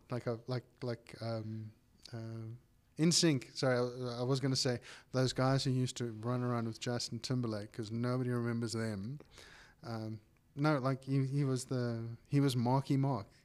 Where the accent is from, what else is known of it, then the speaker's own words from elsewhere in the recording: South Africa; we're South African as well